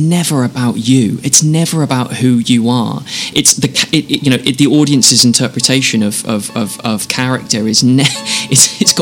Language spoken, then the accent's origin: English; England, United Kingdom; also born or lived in Luton; now in Los Angeles, United States; I grew up in the British countryside.